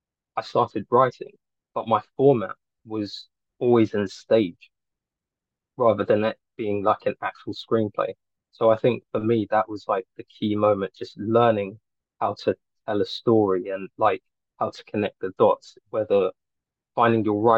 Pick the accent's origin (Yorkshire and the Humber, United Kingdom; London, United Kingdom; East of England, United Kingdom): London, United Kingdom; I'm a filmmaker from Northwest London.